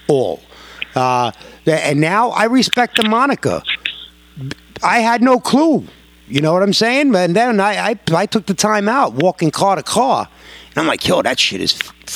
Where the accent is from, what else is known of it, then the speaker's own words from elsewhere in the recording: New York, United States; I'm a New Yorker